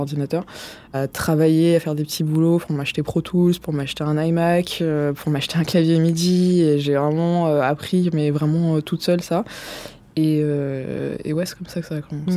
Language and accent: French; Vitry-sur-Seine / Paris, Île-de-France, France; j'ai grandi dans le Marais dans un premier temps, et après ça a commencé à devenir trop cher et on bah, on pouvait plus vivre là-bas. Du coup, on est allé à Vitry-sur-Seine.